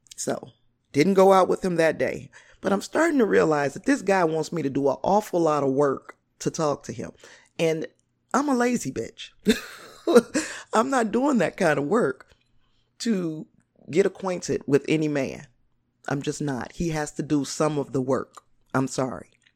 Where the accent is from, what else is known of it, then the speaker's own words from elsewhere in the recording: Gary, Indiana, United States; I grew up in the Glen Park area.